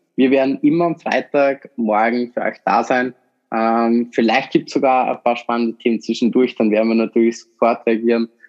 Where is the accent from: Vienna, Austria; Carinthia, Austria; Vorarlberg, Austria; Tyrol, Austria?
Vorarlberg, Austria; ich komme aus Vorarlberg